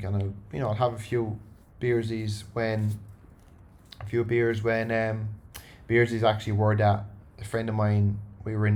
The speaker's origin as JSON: {"language": "English", "country": "Ireland", "moved": "yes", "lives_now": "Sydney, Australia", "said": "Irish people are very, and me included"}